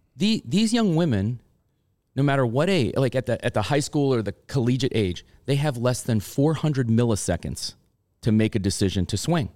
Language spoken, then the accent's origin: English; Long Island, New York, United States; I grew up on Long Island